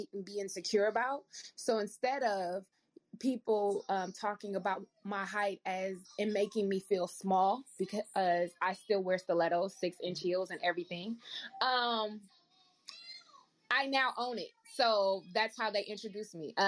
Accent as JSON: {"language": "English", "town": "Oakland", "region": "California", "country": "United States", "tie": "born or raised there", "said": "growing up in Oakland"}